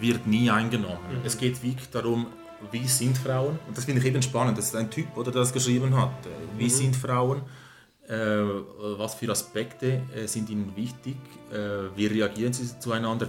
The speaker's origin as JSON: {"language": "German", "region": "Galicia", "country": "Spain", "moved": "yes", "said": "das relativ nahe ist, wo ich herkomme"}